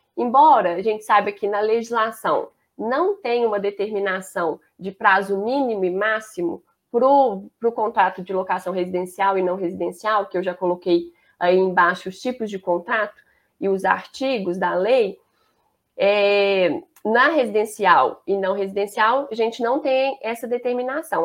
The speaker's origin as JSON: {"language": "Portuguese", "town": "Belo Horizonte", "region": "Minas Gerais", "country": "Brazil", "accent": "mineiro", "said": "o sotaque eu acho que já vai entregar. Eu sou mineira, sou de Belo Horizonte, BH, que a gente fala"}